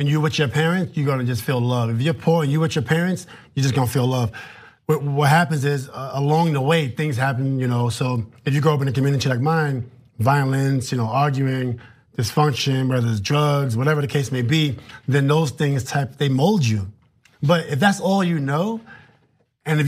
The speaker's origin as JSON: {"language": "English", "town": "New York City", "region": "New York", "country": "United States", "tie": "born or raised there", "said": "I'm from New York"}